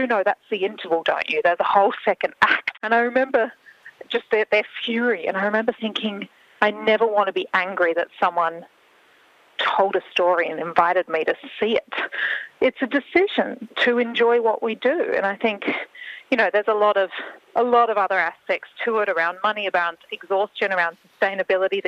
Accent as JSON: {"language": "English", "country": "Australia", "said": "we have lost as Australian artists"}